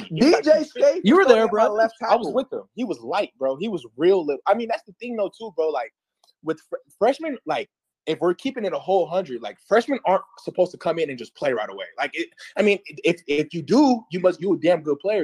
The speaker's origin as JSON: {"language": "English", "town": "Las Vegas", "region": "Nevada", "country": "United States", "also_born_or_lived": "Miami", "moved": "as an adult", "said": "I'm from Vegas"}